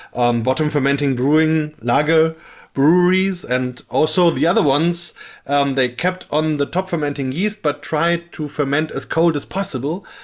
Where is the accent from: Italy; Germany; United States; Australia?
Germany; Bamberg, Bavaria; I'm from Bamberg, Germany, which is uh, in the southern part of the country, and only a few kilometers away from here